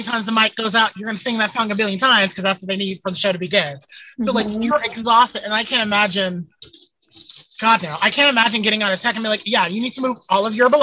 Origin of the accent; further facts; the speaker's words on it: the South, United States; I'm from the South